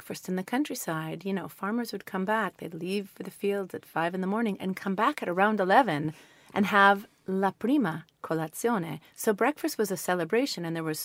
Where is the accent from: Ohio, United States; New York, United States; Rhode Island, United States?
New York, United States; moved away as an adult; now in Italy; I'm from New York